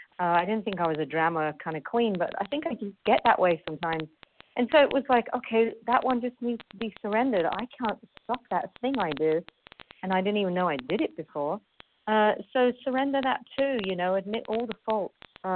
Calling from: Paris, Île-de-France, France; I'm calling in from Paris, France.

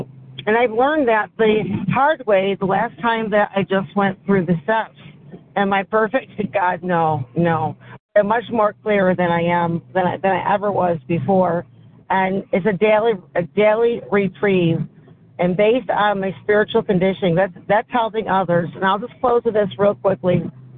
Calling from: Syracuse, New York, United States

